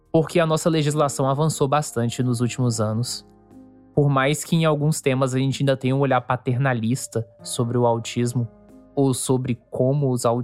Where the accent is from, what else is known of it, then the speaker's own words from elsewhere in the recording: São Paulo, Brazil; born there; also born or lived in Minas Gerais / Goiás; now in Rio Grande do Sul, Brazil; Os meus pais são baianos, eu nasci em São Paulo, fui alfabetizado em Minas, morei em Goiás e agora eu moro aqui no Rio Grande do Sul